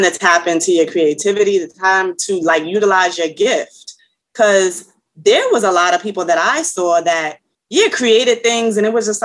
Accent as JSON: {"language": "English", "town": "New York City", "region": "New York", "country": "United States", "tie": "born or raised there", "said": "I'm from New York. I'm a Bronx native, Soundview area."}